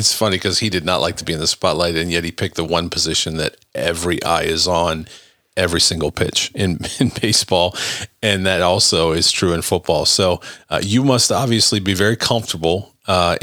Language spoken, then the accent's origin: English; Cleveland, Ohio, United States; I'm from Cleveland